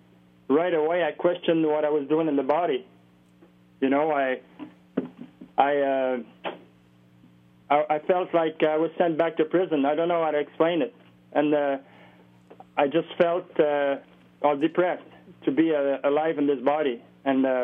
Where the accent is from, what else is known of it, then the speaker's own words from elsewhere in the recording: Montreal, Quebec, Canada; we grew up in Montreal with …